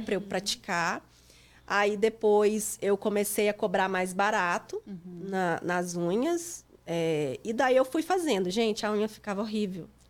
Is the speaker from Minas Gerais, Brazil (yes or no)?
yes; Itapecerica, Minas Gerais, Brazil; moved away as an adult; also born or lived in Divinópolis, Brazil; now in Lowell, United States; Eu sou de Minas, é, eu sou de Tapecerica, Minas Gerais.